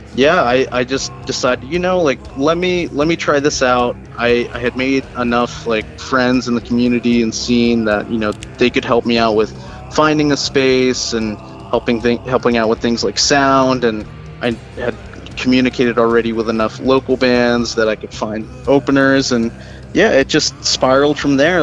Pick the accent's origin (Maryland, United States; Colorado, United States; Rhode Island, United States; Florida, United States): Maryland, United States; Baltimore; also born or lived in New Jersey; I'm pretty much from Maryland. I grew up in and out of Baltimore County, Baltimore City my whole life